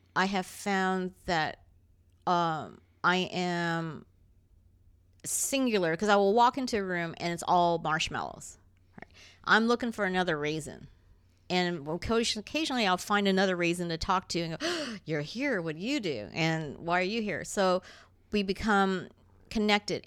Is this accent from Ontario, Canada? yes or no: yes; Toronto, Ontario, Canada; Toron-, that's where I grew up